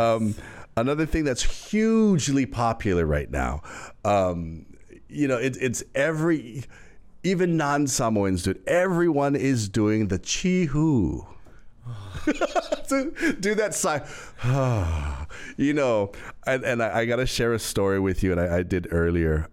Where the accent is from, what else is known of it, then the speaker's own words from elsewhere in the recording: Hawaii, United States; I'm Hawaiian